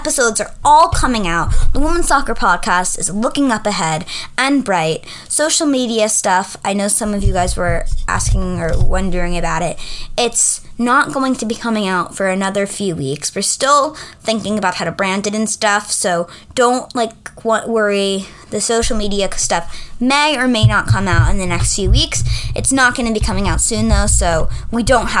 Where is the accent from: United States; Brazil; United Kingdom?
United States; New York; I am from New York